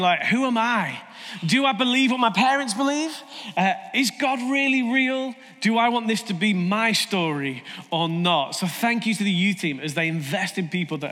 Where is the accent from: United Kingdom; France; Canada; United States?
United Kingdom; we're British